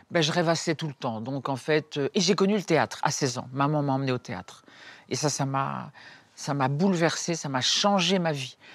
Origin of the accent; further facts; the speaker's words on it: Dakar, Senegal; born there; also born or lived in Cameroon / Congo; oui, je suis née à Dakar et puis on a été, mon père était euh, journaliste, donc il nous a emmenés partout, il nous a donné le sens du voyage, voilà. Après on était au Cameroun, après on était au Congo, Kinshasa